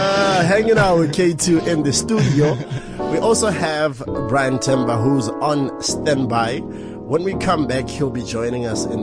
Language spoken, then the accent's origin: English; Botswana; I'm from Botswana.